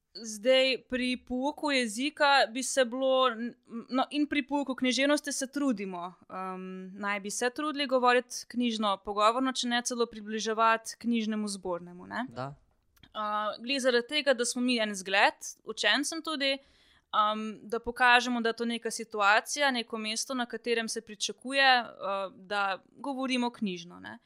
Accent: Črnomelj, Southeast Slovenia, Slovenia; sem iz Črnomla

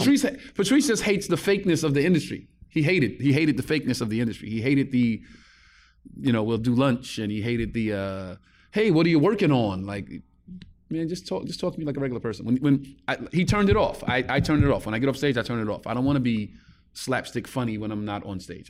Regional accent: New York City, New York, United States; When I grew up in Bed Stuy, it was probably the worst neighborhood in America

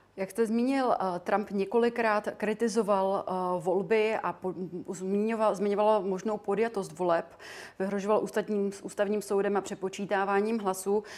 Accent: Czechia; my jako Češi

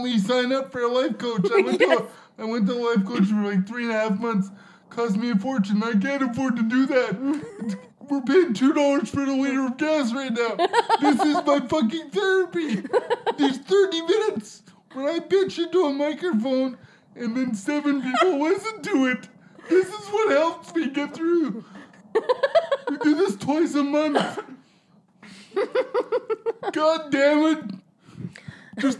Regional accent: Alberta, Canada; I grew up in Alberta when it was minus 40

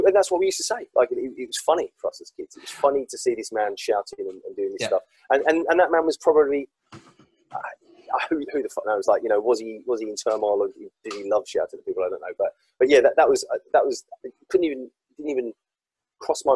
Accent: Walsall, West Midlands, United Kingdom; I grew up in Warsaw in the West Midlands

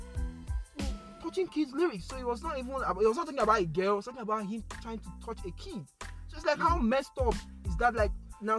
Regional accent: Edo, Nigeria; we're from Edo State

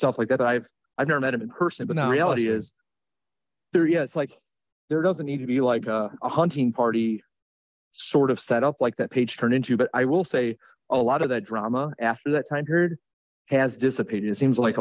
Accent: Midwest, United States; I'm a Midwesterner

